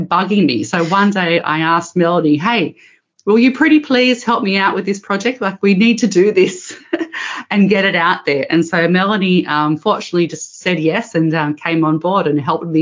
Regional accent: Australia; moved away as an adult; now in Netherlands; I'm originally from Australia

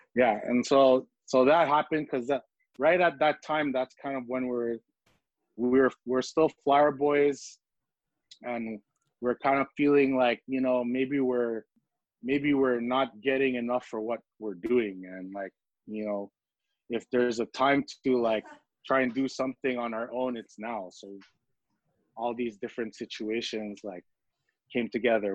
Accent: Montreal, Quebec, Canada; also born or lived in Philippines; Little Burgundy is the neighborhood that I grew up in the neighborhood that I remember coming up in.

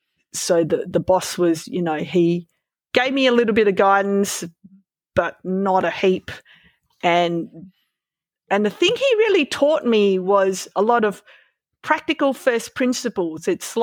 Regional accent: Melbourne, Victoria, Australia; Well, I grew up riding in Melbourne where there were no bike paths, lots of cars, terrible infrastructure for cycling

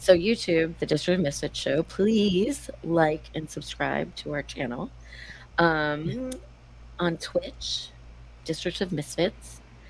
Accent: Baltimore, Maryland, United States; moved away as an adult; now in Washington, D.C., United States; I grew up in Baltimore.

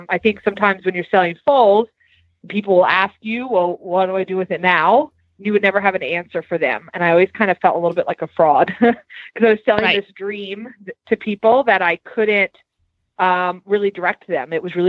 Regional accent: Virginia, United States; now in Lexington, United States; Yeah, so we're located right outside of Lexington, Kentucky now. We've been here for about 3.5 years. I came from Southern Virginia.

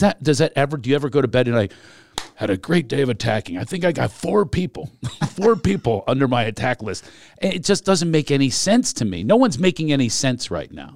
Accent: Philadelphia, Pennsylvania, United States; we are both from Philadelphia

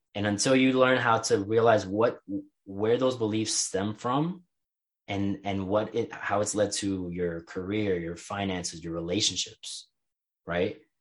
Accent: New York City, New York, United States; growing up in New York

